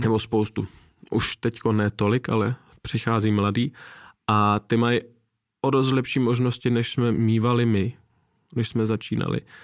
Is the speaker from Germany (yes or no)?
yes; Nuremberg, Bavaria, Germany; moved away; tenkrát v Norimberku, já jsem se narodil v Německu a žil mm-hmm. jsem tam nějakou dobu